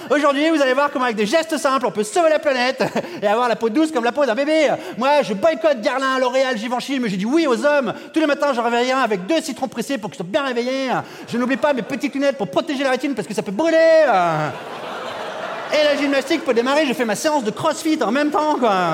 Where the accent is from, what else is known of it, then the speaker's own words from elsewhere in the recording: France; Moi, je suis français, ton train, il va peut-être partir.